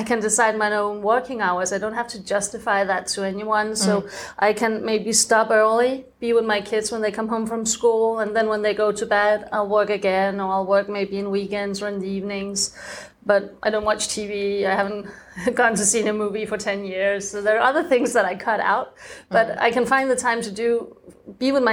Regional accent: Denmark; moved away as an adult; also born or lived in France; I'm from Denmark, and I think my growing up was pretty normal.

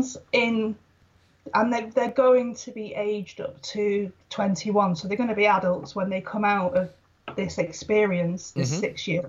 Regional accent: Wales, United Kingdom; moved away as an adult; now in Preston, United Kingdom; I'm from Wales. I'm from Wales

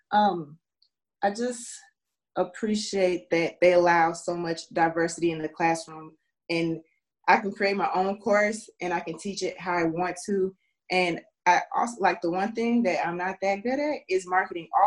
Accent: Minnesota, United States; also born or lived in Leavenworth, Kansas; I am from Minnesota by way of several other places. I was born in Leavenworth, Kansas, I'm currently in Minnesota

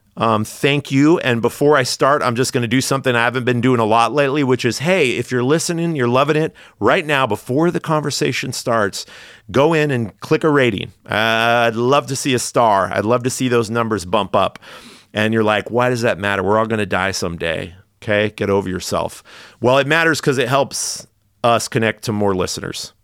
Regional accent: Redding, California, United States; moved away as an adult; also born or lived in Los Angeles, California; now in San Francisco, United States; I grew up in Redding, California, on the northern side of California

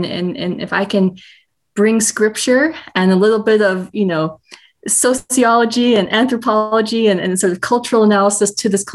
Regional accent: Minnesota, United States; also born or lived in South Carolina; now in Austin, United States; But I was born in South Carolina, grew up in Minnesota, and am now in Austin, Texas

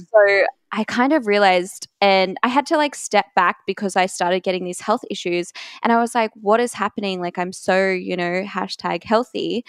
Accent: Brisbane, Queensland, Australia; I am from Brisbane, Australia

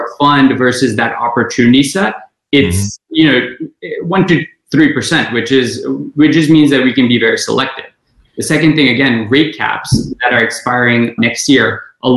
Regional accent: Kuwait; moved away as an adult; also born or lived in India / South Bend, Indiana; now in Texas, United States; I was born in India, lived in Kuwait all my life

